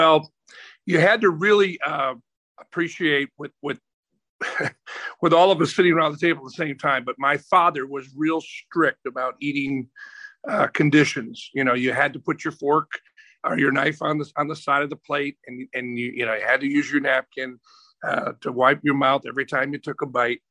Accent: Green Bay, Wisconsin, United States; moved away as an adult; also born or lived in Atlanta; I grew up in a little town called Green Bay, Wisconsin

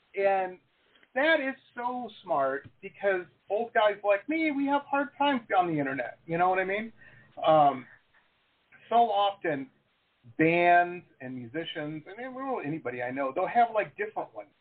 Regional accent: Detroit, Michigan, United States; I grew up in Detroit

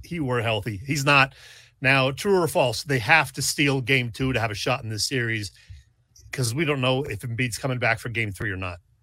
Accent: Mahanoy City, Pennsylvania, United States; I'm from Mahoney City, Pennsylvania

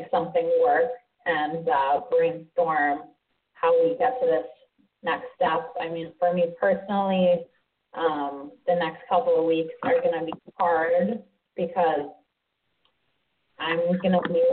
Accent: Canada; moved away as an adult; now in United States; Being Canadian, hockey is my only job. To live off of with my work visa

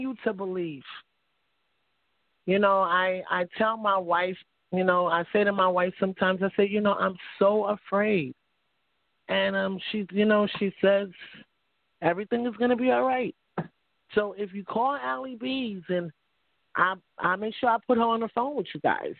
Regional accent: New York City, New York, United States; moved away as an adult; now in Capital Region, New York, United States; I grew up in the projects. You know, I'm from Harlem, New York

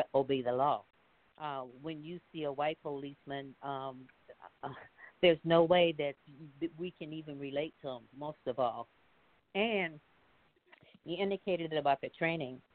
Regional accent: Mississippi, United States; moved away; Growing up in the South in Mississippi

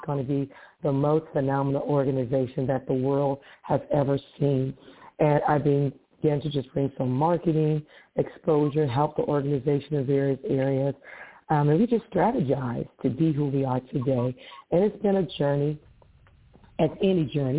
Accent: Detroit, Michigan, United States; I'm from Detroit, Michigan.

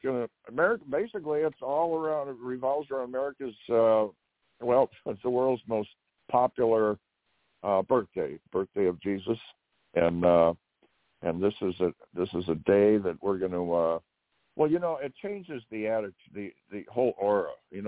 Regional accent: Mission Viejo, California, United States; I grew up in Mission Viejo

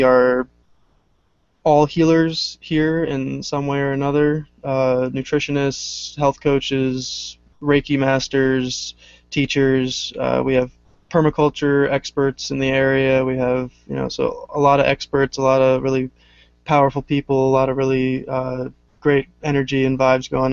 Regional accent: New Jersey, United States; moved away as an adult; now in upstate New York, United States; I'm originally from Jersey

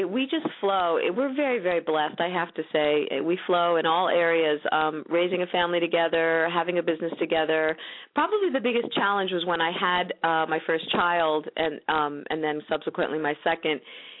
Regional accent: New York, United States; also born or lived in San Diego / Bay Area / Minnesota / Seattle; I've lived in San Diego. I've lived in the Bay Area. I've lived in Minnesota. I've lived in New York. I'm from New York originally.

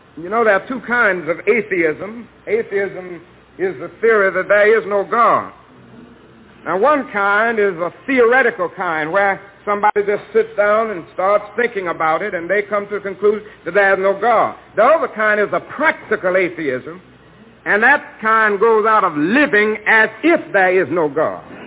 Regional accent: Georgia, United States; my home state of Georgia

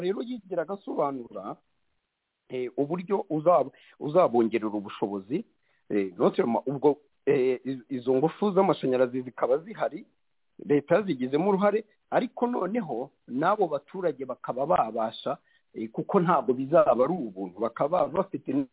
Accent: Rwanda

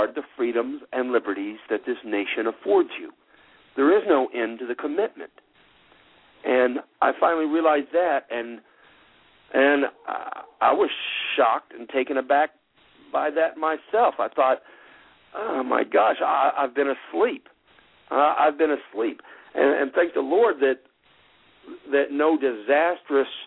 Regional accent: United States; I'm an American.

